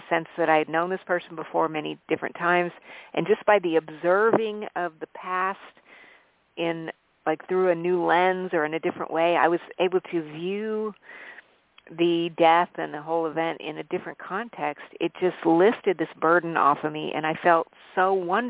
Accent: Albuquerque, New Mexico, United States; also born or lived in Colorado Springs, Colorado / Arizona; I grew up in a very eclectic household where I grew up in Albuquerque, New Mexico, and lived in the Colorado Springs area

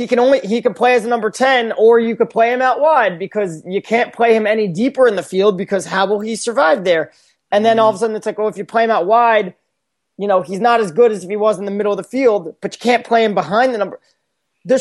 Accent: United Kingdom; right now I am being the British 55-year-old, like, crusty old dude, like, which is the equivalent of the American 55-year-old crusty old dude

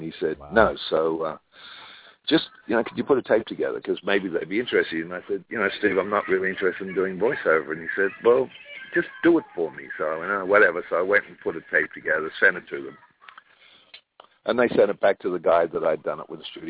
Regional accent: Australia; now in California, United States; I'm an Australian

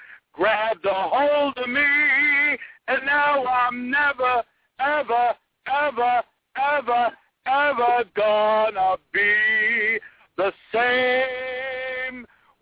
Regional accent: North Providence, Rhode Island, United States; Originally from North Providence, Rhode Island. Little tiny little town, North Providence, Rhode Island.

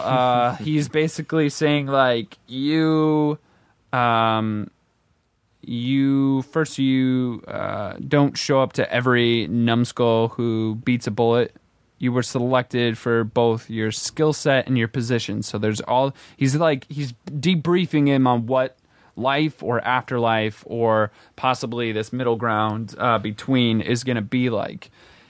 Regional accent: Midwest, United States; like growing up in the Midwest, I was raised Methodist, and we didn't go to church that often.

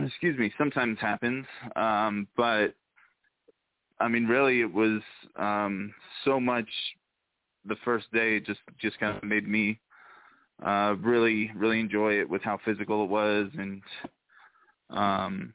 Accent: Oakland, California, United States; now in Salt Lake City, United States; I'm from Oakland, California, originally.

